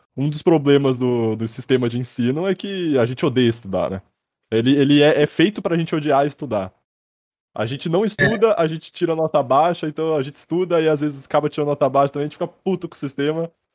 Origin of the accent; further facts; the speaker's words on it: Sorocaba, São Paulo, Brazil; Eu sou de Sorocaba, eu tô aqui agora